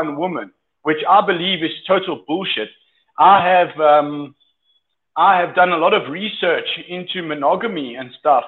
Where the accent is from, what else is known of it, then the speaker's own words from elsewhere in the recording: South Africa; moved away as an adult; now in Colombia; I'm from South Africa